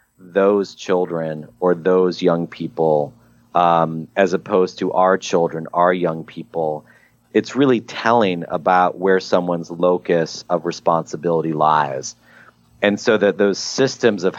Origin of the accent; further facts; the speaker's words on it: Midwest, United States; an angry 14-year-old growing up in the Midwest